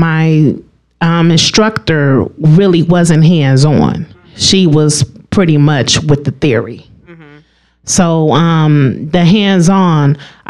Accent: Lake County, Illinois, United States; also born or lived in Chicago, Illinois; I'm originally from the city of Chicago. Oh, okay. Chi-town. And but I grew up in Lake County. I went to Novak King Middle School.

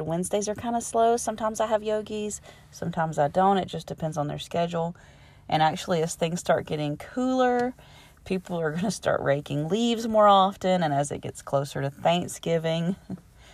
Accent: Alabama, United States; I'm from Alabama

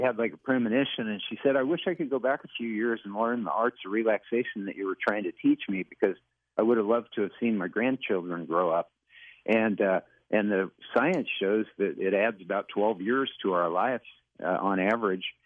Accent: Western Kansas, United States; moved away as an adult; also born or lived in Los Angeles; I grew up in Western Kansas in a small town, and then I moved to Los Angeles after we graduated from college

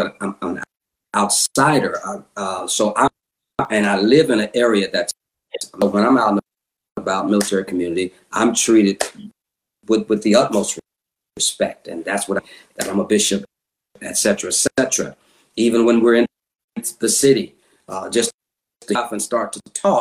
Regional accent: United States; now in England; I am black American

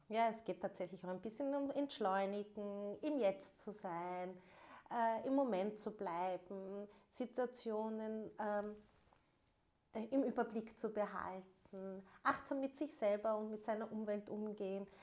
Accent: Vienna, Austria; first language German; ich bin ähm, gebürtige Wienerin und ähm, Wien ist äh, mein Lebensmittelpunkt.

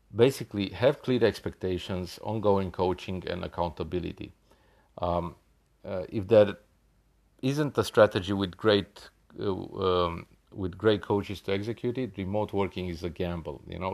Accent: Australia; I'm from Australia

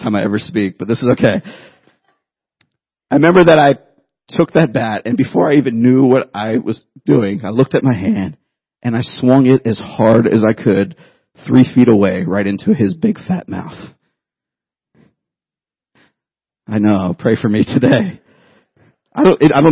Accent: Youngstown, Ohio, United States; 10 years old, I grew up in Youngstown, Ohio

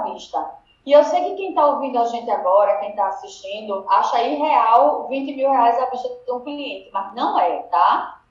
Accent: Northeast Region, Brazil; accent: Northeastern (sotaque de cangaceiro), very drawn-out

